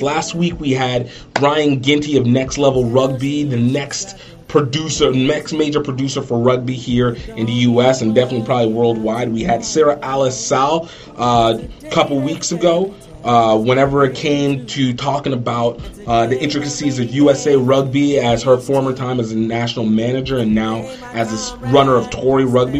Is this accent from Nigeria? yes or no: yes; Nigeria; I'm Nigerian